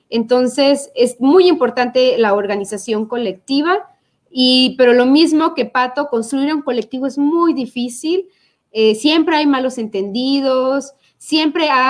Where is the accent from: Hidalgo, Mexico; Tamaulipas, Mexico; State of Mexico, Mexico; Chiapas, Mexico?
Chiapas, Mexico; Chiapa de Corzo; now in San Cristóbal de las Casas, Mexico; Yo soy chapacorseña, estoy ahorita viviendo en San Cristóbal, pero soy de Chiapa de Corso